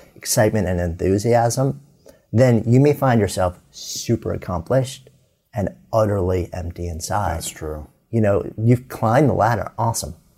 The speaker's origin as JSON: {"language": "English", "region": "outside New York", "country": "United States", "tie": "born or raised there", "moved": "as an adult", "lives_now": "Boulder, United States", "said": "growing up outside New York, living in New York City for 30 years, pulling up our roots"}